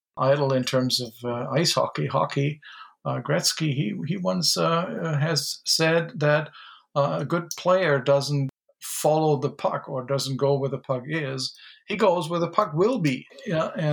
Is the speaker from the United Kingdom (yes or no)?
no; Germany; moved away; my background is German. I grew up in Germany